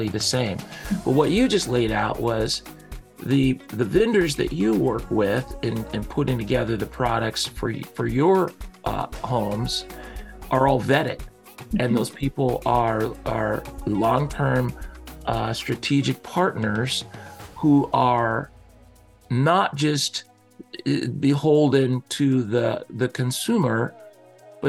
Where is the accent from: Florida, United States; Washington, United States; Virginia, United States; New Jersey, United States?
Washington, United States; Seattle; I grew up here in the Seattle area